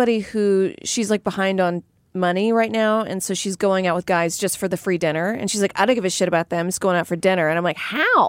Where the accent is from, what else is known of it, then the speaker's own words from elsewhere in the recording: Louisiana, United States; I'm from Louisiana.